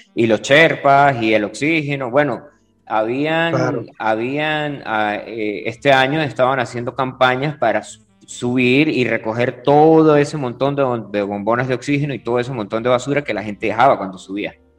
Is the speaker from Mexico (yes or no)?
no; Venezuela; de Venezuela, nosotros vivimos cerca de la frontera